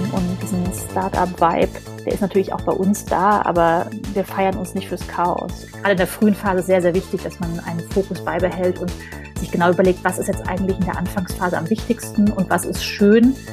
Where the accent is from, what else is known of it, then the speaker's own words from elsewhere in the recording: Hesse, Germany; born there; Und zwar kommen wir gebürtig beide aus dem Main-Taunus-Kreis. Das ist so eine, eine Region äh, vor Frankfurt am Main.